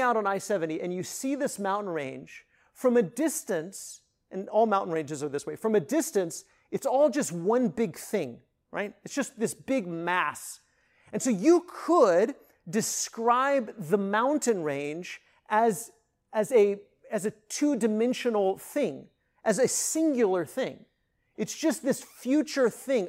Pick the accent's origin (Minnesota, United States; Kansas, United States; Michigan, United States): Kansas, United States; northwest; moved away; I grew up in northwest Kansas.